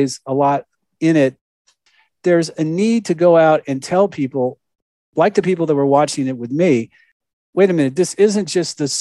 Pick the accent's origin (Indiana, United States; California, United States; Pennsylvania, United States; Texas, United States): California, United States; Los Angeles; also born or lived in Oregon; I grew up in Southern California